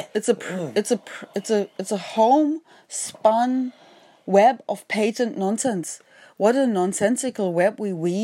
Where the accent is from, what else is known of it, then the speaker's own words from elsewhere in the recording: Osnabrück, Lower Saxony, Germany; I was born in Osnabrück.